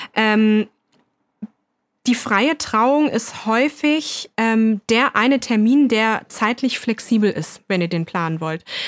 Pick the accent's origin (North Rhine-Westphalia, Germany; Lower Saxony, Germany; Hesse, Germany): Lower Saxony, Germany; now in East Germany; Ich bin ja aus Niedersachsen